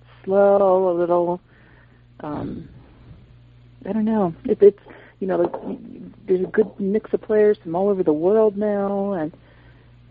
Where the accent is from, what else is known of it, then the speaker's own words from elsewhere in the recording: Florida, United States; I grew up in Florida